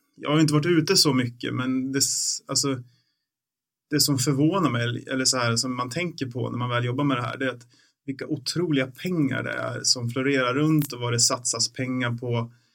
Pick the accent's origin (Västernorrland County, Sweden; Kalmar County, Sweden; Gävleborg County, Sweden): Gävleborg County, Sweden; Bollnäs; den finns fortfarande kvar i Bollnäs där jag växte upp.